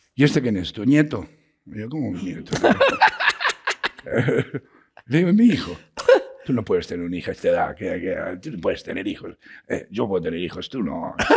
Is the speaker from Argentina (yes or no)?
yes; Argentina; now in Mexico; yo soy argentino